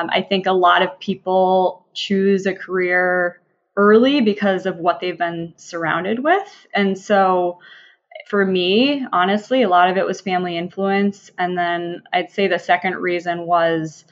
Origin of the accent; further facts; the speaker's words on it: Minnesota, United States; moved away; I'm from Minnesota originally, born and raised